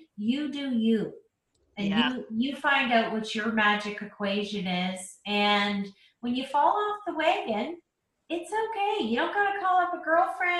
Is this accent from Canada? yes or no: yes; Canada; I'm Canadian